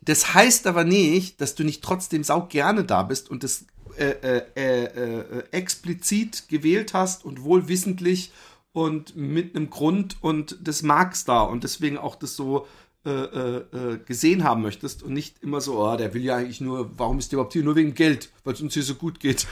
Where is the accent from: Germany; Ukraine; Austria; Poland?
Germany; moved away as an adult; now in Netherlands; ich bin ja Deutscher